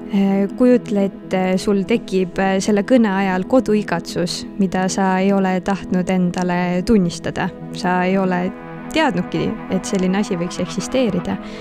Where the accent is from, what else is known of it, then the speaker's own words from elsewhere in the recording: Northern Estonia, Estonia; moved away; also born or lived in Tartu; ma ise olen Põhja-Eestist pärit